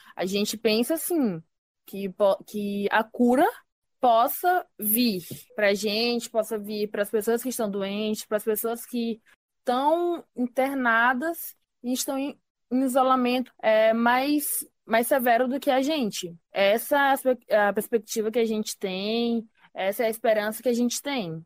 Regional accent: Brazil; como brasileiros também

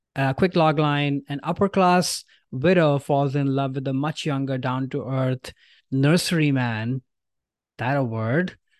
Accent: India; moved away; I grew up in India where there is no fall

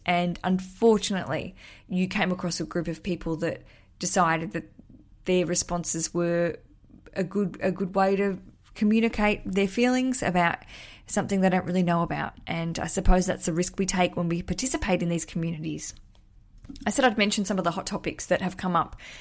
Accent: Australia; moved away as an adult; now in London, United Kingdom; as an Australian living in London

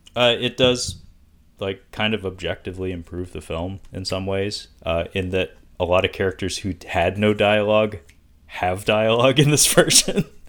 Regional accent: Seattle, Washington, United States; where I, where I, you know, was born and raised

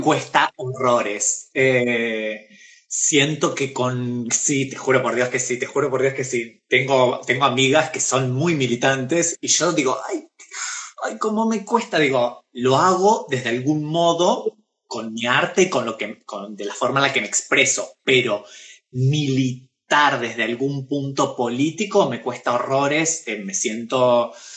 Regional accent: Pergamino, Buenos Aires Province, Argentina; now in Buenos Aires, Argentina; yo soy de Pergamino, es una ciudad eh, y tiene modismos de pueblo, ¿sí? Cuando yo llegué a vivir acá a Buenos Aires

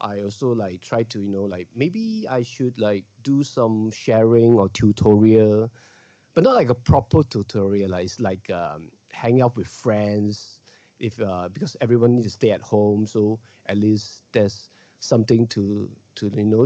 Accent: Malaysia; as a Malaysian Chinese, we are a minority in Malaysia.

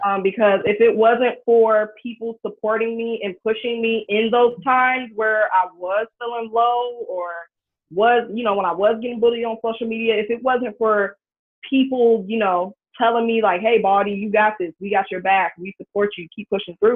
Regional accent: Cincinnati, Ohio, United States; I'm originally from Ohio

